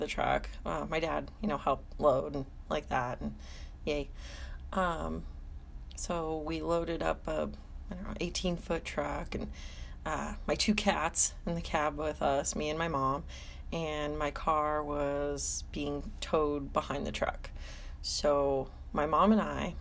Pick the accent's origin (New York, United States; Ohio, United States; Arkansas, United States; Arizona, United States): Arizona, United States; Phoenix; moved away as an adult; also born or lived in Medford, Massachusetts / Arlington, Massachusetts; now in Massachusetts, United States; I grew up in Phoenix, Arizona, and I moved to the Boston area in 2009